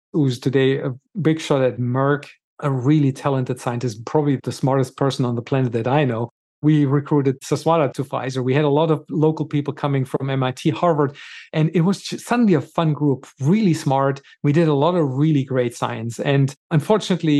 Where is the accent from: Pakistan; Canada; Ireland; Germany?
Germany; moved away as an adult; also born or lived in Gothenburg, Sweden; now in United States; I was born and raised in Germany